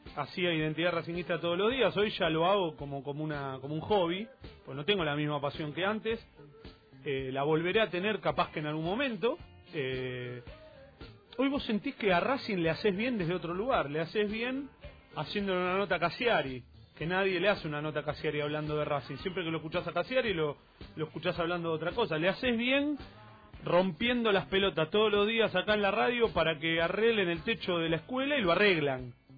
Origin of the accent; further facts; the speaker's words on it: Avellaneda, Buenos Aires Province, Argentina; soy Avellaneda